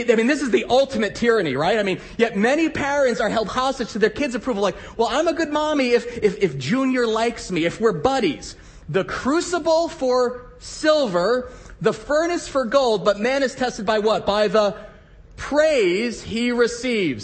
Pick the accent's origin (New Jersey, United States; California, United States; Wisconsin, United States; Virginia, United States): New Jersey, United States; moved away as an adult; also born or lived in Midwest; I grew up in New Jersey